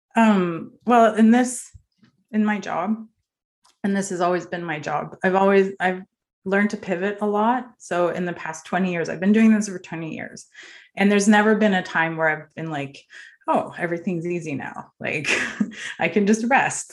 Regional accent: Norway; moved away; also born or lived in northern Norway; I grew up in Norway

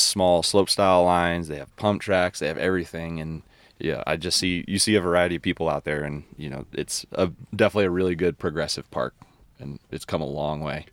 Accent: New York, United States; moved away; growing up in New York all the way to out here

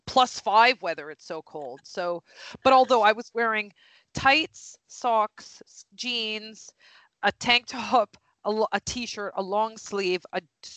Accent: Canada; moved away; I'm not even from the cold part of Canada either. I'm from the warm part of Canada

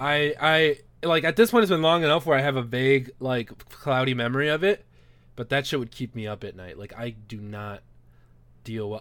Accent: Los Angeles, California, United States; moved away as an adult; now in Missouri, United States; I grew up in Los Angeles, like, my whole life, and I didn't realize I was a fucking minority until I came to Missouri.

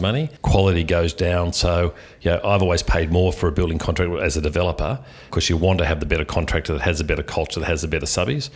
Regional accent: Sydney, New South Wales, Australia; I was born in Sydney. I grew up in Killarney Heights on the northern beaches.

